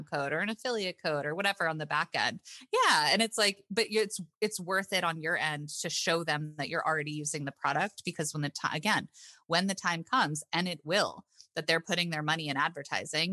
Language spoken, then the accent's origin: English; South Florida, United States; moved away as an adult; also born or lived in Marblehead, Massachusetts; I'm from South Florida and there's like a lot of like verbiage that we use.